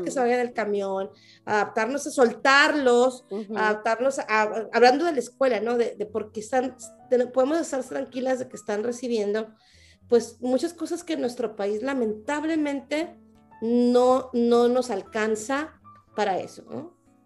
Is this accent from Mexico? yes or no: yes; Mexico; now in United States; los mejores colegios particulares de donde yo soy, yo voy a, voy a hablar por donde, donde yo provengo, del rancho donde vengo